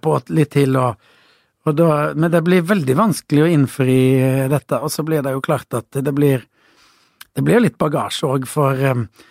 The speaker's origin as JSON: {"language": "Norwegian", "town": "Voss", "region": "Vestland", "country": "Norway", "also_born_or_lived": "Kristiansand", "moved": "yes", "said": "på Voss, der jeg kommer fra"}